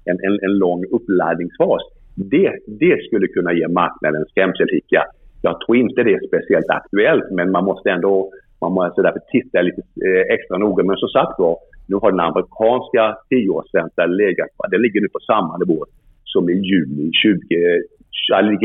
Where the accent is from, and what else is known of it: Sweden